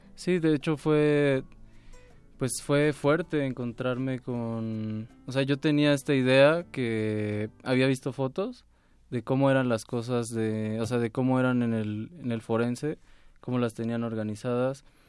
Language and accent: Spanish; Mexico; como mexicanos